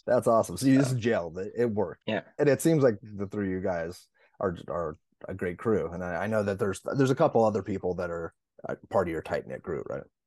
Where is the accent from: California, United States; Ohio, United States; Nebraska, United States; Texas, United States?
California, United States; Los Angeles; I come from Los Angeles